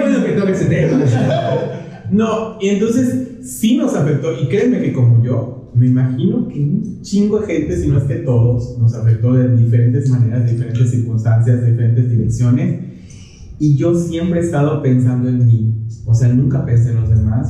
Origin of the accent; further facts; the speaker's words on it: Yucatán, Mexico; Y los yucatecos no somos excepción